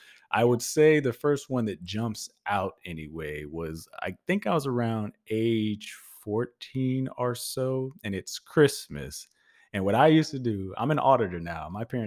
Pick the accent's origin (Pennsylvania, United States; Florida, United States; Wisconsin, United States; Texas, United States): Texas, United States; Huntsville; also born or lived in Houston; I was born in Huntsville, Texas, a town of like 15,000, I think, at its largest, probably now.